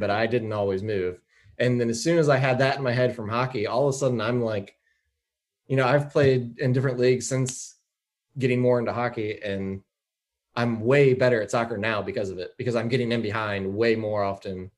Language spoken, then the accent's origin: English; Strasburg, Virginia, United States; moved away; also born or lived in Raleigh, North Carolina; growing up in Strasbourg, we know who we grew up with.